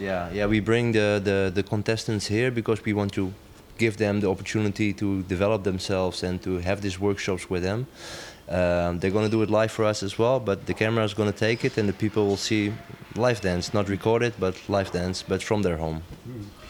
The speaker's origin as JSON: {"language": "English", "town": "Amsterdam", "region": "North Holland", "country": "Netherlands", "lives_now": "Rotterdam, Netherlands", "said": "I'm from Amsterdam, living half my life in Rotterdam."}